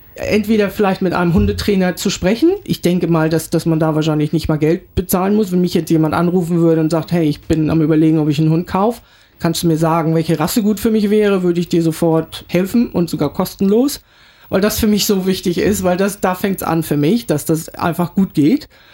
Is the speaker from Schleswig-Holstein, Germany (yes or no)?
yes; Kiel, Schleswig-Holstein, Germany; moved away as an adult; also born or lived in Yeppoon, Australia; now in Brisbane, Australia; ich bin ursprünglich aus Kiel